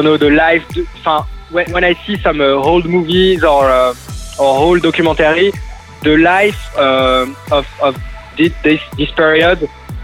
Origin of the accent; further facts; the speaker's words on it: Paris, Île-de-France, France; So I'm in Paris right now. I'm in my hometown